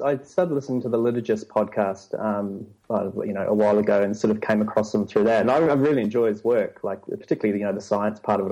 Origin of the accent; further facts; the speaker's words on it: New Zealand; moved away as an adult; also born or lived in London; now in Sydney, Australia; I grew up in New Zealand